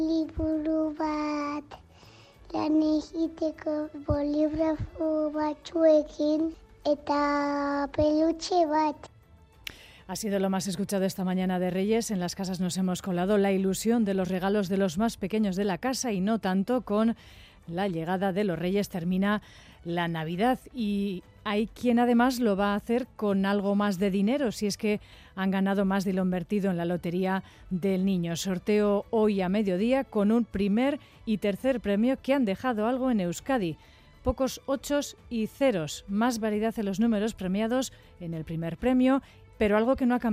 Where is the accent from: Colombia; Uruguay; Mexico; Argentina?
Colombia; la primera vez que vemos la nieve, venimos de Colombia, entonces venimos a conocer y no, espectacular.